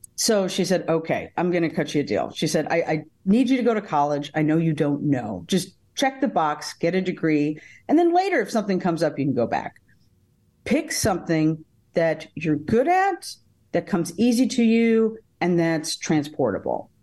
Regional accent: Davenport, Iowa, United States; also born or lived in Tucson, Arizona; I was born in Tucson, Arizona, uh, but I got shipped here to Davenport, Iowa, uh, shortly thereafter

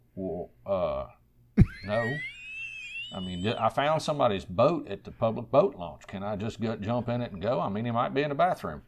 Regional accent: Central Virginia, United States; I'm a native Virginian, born and raised in Central Virginia.

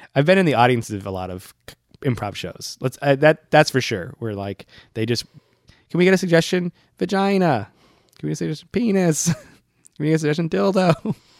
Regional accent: Worcester, Massachusetts, United States; now in New York, United States; I went home to my hometown, Worcester

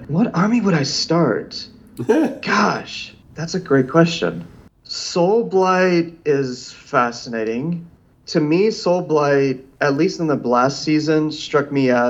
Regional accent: Missouri, United States; I am a, I think, actually a fairly qualified redneck. Okay. Growing up in Missouri.

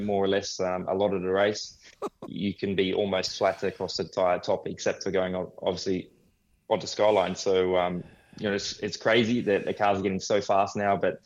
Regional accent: Australia; obviously being an Aussie

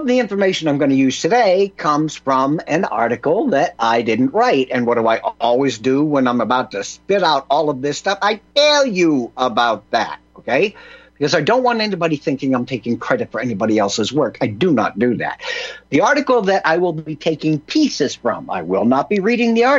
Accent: United States; I was from America, land of the free, home of the brave.

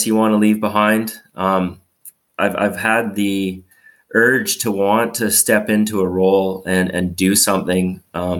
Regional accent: Revelstoke, British Columbia, Canada; I grew up in Revelstoke, in a small town, 7,000-8,000 people.

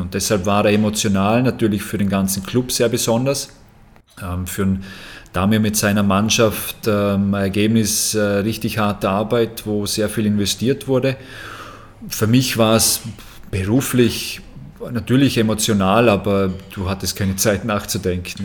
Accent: Austria; bei uns in Österreich

